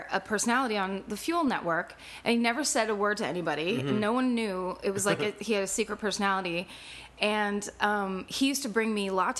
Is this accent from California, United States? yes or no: yes; Petaluma, California, United States; Petaluma, California.